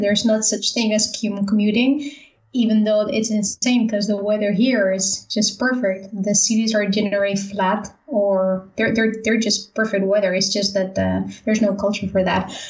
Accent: Valencia, Valencian Community, Spain; moved away as an adult; also born or lived in Netherlands; I'm from Spain, so yeah, from, Spain. from, the East Coast, Valencia.

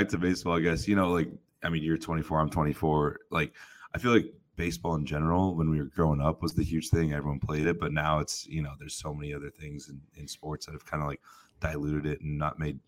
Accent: Bay Area, California, United States; I grew up in the Bay Area

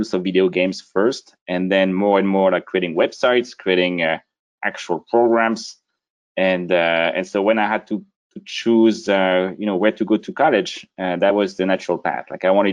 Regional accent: Brittany, France; moved away; I grew up a small town in the northwest region of France called Brittany

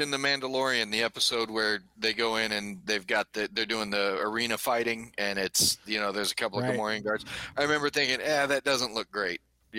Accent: Anaheim, California, United States; moved away; So I grew up in Southern California, and I've still got friends there. In fact, I've got a buddy that goes to Disneyland because we grew up in Anaheim. I grew up in Disneyland's back door.

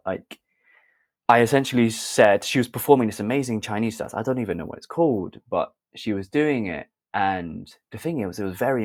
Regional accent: Sheffield, Yorkshire and the Humber, United Kingdom; also born or lived in London; So I was born in London. And I moved over to Sheffield when I was 7

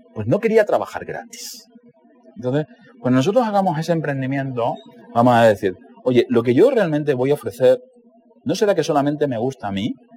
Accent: Cáceres, Extremadura, Spain; Cuando yo tenía 11 años, en, Cáceres, donde yo nací

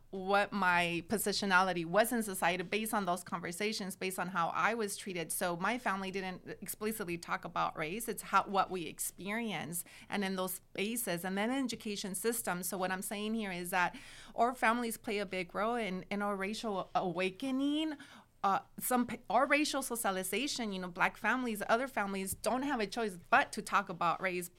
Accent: Watsonville, California, United States; I grew up in Watsonville, which is only twenty-five minutes from Santa Cruz

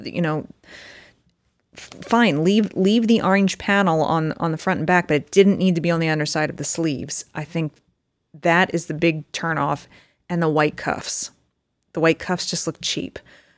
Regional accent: Pennsylvania, United States; Growing up in Eastern Pennsylvania, this makes me think at first glance, it's too, as you say, Ranger-esque.

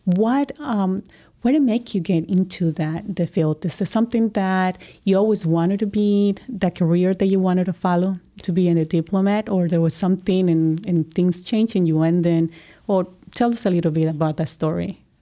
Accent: Colombia; I'm from Colombia

